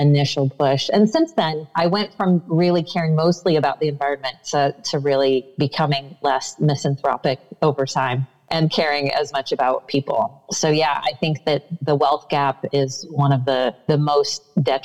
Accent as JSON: {"language": "English", "region": "Iowa", "country": "United States", "tie": "born or raised there", "said": "I grew up in the Midwest in Iowa"}